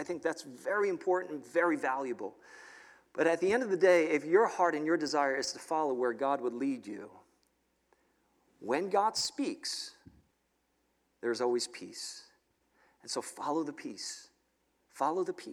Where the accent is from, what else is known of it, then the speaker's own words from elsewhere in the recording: New York City, New York, United States; moved away as an adult; now in State College, United States; I grew up in New York City